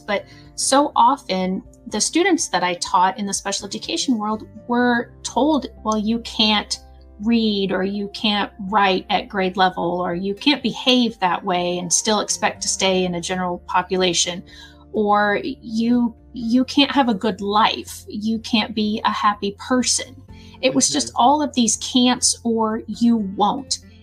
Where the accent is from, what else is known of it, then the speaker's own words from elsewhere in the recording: Southern Illinois, United States; I'm from Southern Illinois